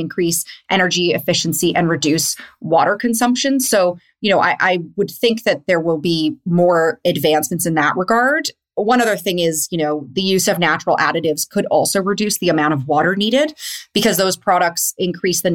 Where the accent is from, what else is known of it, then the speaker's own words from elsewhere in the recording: Winnipeg, Manitoba, Canada; I'm also from Winnipeg.